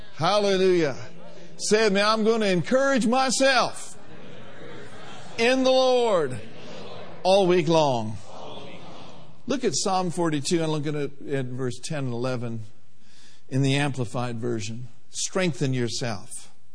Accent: Minneapolis, Minnesota, United States; I was the youngest of four, born and raised in Minneapolis, Minnesota

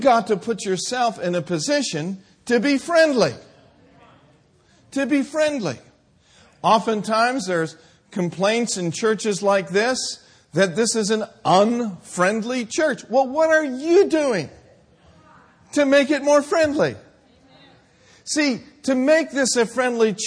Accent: Minneapolis, Minnesota, United States; moved away; I grew up in Minneapolis, Minnesota.

